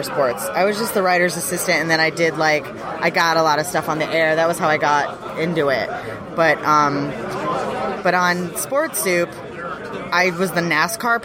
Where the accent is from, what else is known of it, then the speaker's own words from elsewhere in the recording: Boston, Massachusetts, United States; now in Los Angeles, United States; I'm from Boston, so we love the Celtics